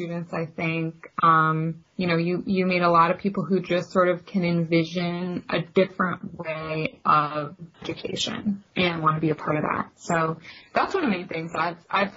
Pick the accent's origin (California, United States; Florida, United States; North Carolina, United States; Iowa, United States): Iowa, United States; I grew up in Iowa pretty comfortably middle class